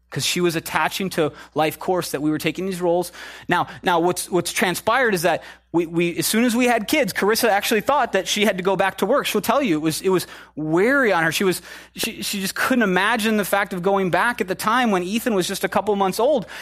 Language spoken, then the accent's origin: English; Minnesota, United States; moved away; I'm from Minnesota